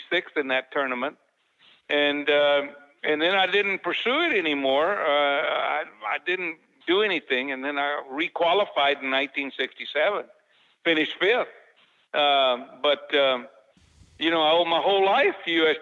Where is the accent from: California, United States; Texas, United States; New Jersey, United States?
Texas, United States; Dallas; also born or lived in Rowlett, Texas; I was born in Rowlett, Texas, which is about 30 miles just east out of Dallas. And I moved to Dallas when I was six and a half years old